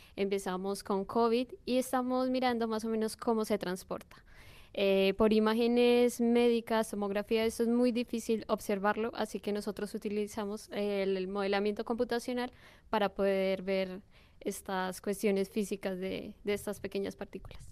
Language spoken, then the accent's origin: Spanish; Colombia; now in Bilbao, Spain; yo soy de Colombia